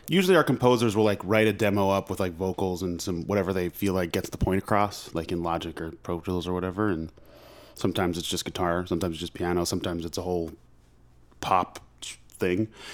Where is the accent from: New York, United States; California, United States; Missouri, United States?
New York, United States; Long Island; also born or lived in Manhattan; I grew up on Long Island